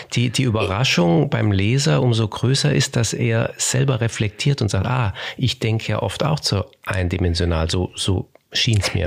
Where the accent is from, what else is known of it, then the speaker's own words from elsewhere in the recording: Germany; bei uns in Deutschland